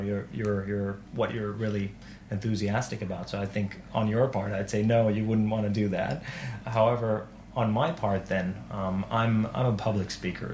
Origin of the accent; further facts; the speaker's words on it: Turku, Southwest Finland, Finland; I am from Turku